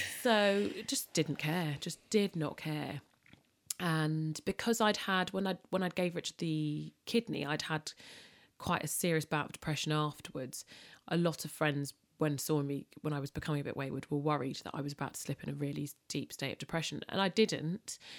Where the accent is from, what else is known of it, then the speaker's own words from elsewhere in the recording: London, United Kingdom; I'm British. If I'm born and bred Londoner, but there is a great sense of my upbringing being very Caribbean